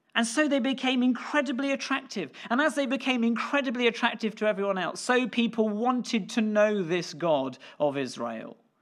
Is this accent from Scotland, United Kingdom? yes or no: yes; Scotland, United Kingdom; me being British or Scottish